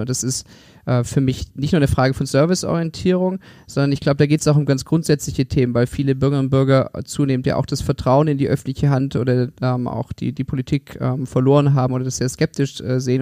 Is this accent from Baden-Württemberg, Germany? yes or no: yes; Stuttgart, Baden-Württemberg, Germany; moved away as an adult; also born or lived in Konstanz / Oxford / Berlin / Tengen; Ich bin in Stuttgart geboren und aufgewachsen